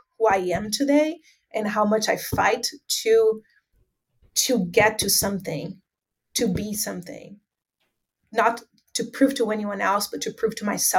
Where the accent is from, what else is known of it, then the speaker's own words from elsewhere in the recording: Northeast Region, Brazil; And I am so proud to say, you know, more than I am Brazilian, that I'm from Northeast Brazil, because that's the reality that we live here.